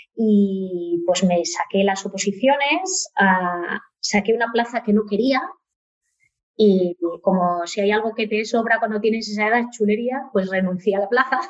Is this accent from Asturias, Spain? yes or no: yes; Oviedo, Asturias, Spain; moved away; soy, soy obetense, Sí, sí, nacida, y crecida, ¿no? Con una felicísima infancia en Oviedo